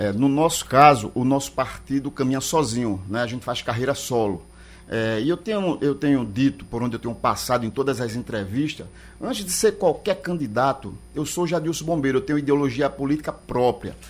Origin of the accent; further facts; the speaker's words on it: Pernambuco, Brazil; eu sou pernambucano